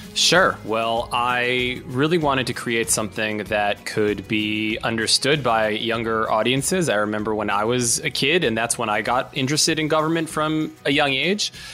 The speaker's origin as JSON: {"language": "English", "region": "Maryland", "country": "United States", "said": "I'm from Maryland"}